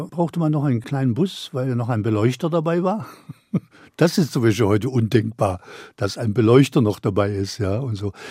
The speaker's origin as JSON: {"language": "German", "region": "Baden-Württemberg", "country": "Germany", "said": "also als Schwabe in Berlin damals das Maul aufzumachen, das war und dann noch auf einer, auf einer Bühne"}